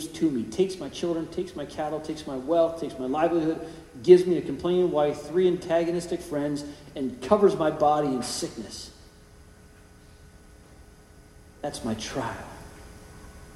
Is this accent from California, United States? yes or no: yes; California, United States; Growing up in California